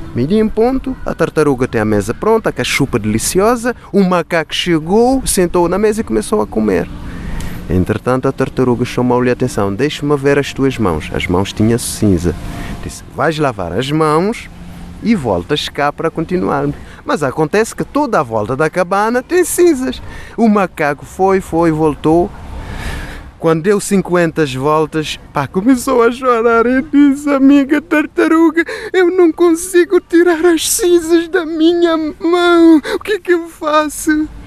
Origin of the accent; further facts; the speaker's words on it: Cape Verde; Em Cabo Verde, como sabem, temos um prato tradicional que chama-se cachupa